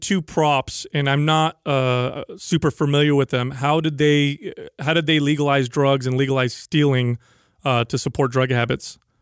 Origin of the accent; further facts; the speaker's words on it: San Jose, California, United States; my hometown of San Jose